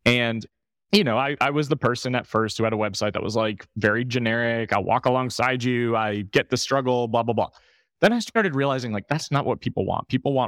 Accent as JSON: {"language": "English", "town": "New York City", "region": "New York", "country": "United States", "said": "I'm from New York."}